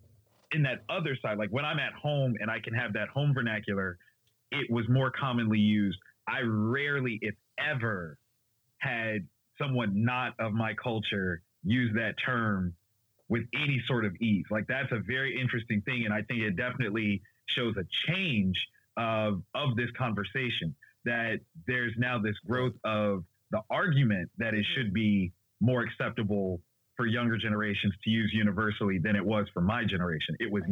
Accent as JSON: {"language": "English", "town": "Columbus", "region": "Ohio", "country": "United States", "said": "I'm from, you know, the Midwest. I'm from Columbus, Ohio."}